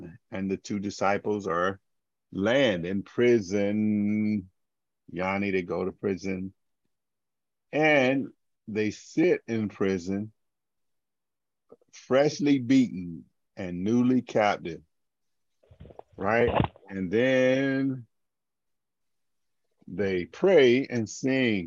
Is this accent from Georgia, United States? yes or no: yes; Augusta, Georgia, United States; I grew up in Augusta, Georgia